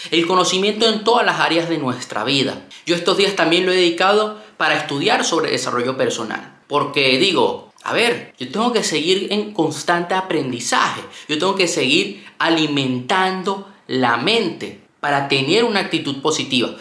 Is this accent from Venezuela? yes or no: yes; Venezuela; moved away; also born or lived in Panama; yo soy de Venezuela, nací en Venezuela y vivía en Panamá durante mucho tiempo